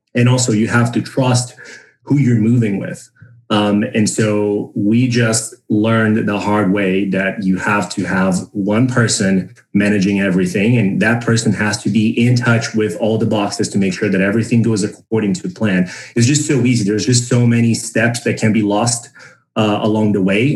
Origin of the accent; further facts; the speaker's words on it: Brazil; moved away as an adult; also born or lived in San Francisco, United States; now in United States; I was born and raised in Brazil. And I moved to the United States in 2017